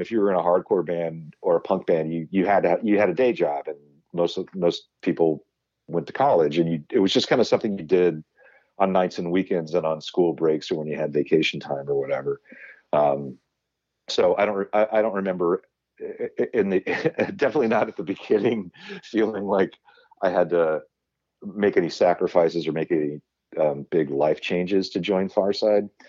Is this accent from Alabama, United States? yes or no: no; Huntington Beach, California, United States; born or raised there